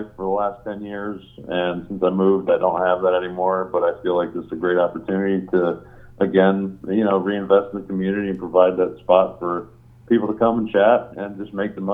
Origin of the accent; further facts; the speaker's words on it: Hellertown, Pennsylvania, United States; moved away as an adult; also born or lived in Cedarville, Ohio; I came from Hellertown